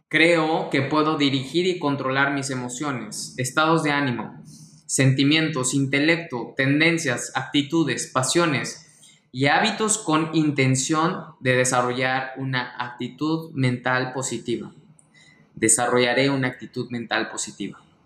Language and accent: Spanish; Mexico; mexicano, emprendedor y empresario